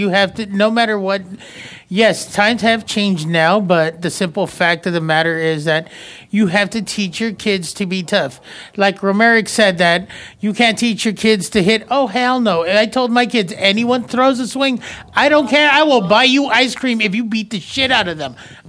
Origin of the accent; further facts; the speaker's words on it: Los Angeles, California, United States; I believe we grew up in the 80s. I grew up in South Central.